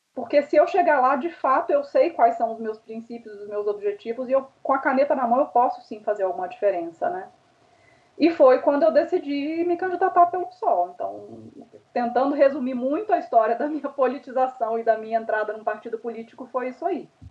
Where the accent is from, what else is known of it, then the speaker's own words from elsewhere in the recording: Minas Gerais, Brazil; accent: mineiro; moved away as an adult; also born or lived in Sweden; now in São Paulo, Brazil; eu sou mineira, percebe-se, né, pelo sotaque